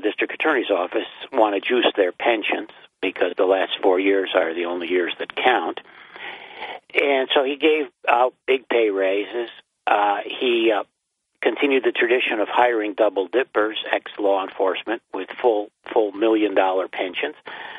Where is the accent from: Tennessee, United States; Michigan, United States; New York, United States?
New York, United States; Binghamton; I'm from Binghamton.